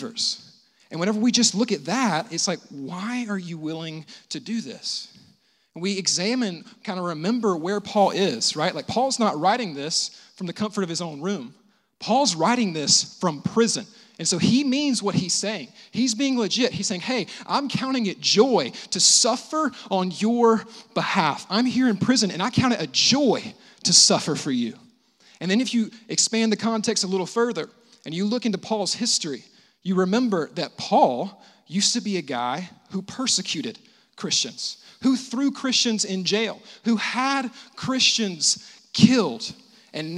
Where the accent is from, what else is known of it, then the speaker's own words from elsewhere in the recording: United States; I grew up in the States